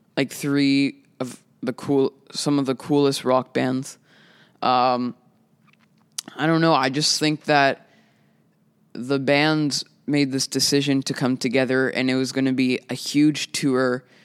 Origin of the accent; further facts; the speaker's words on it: Winnipeg, Manitoba, Canada; I'm a musician from Winnipeg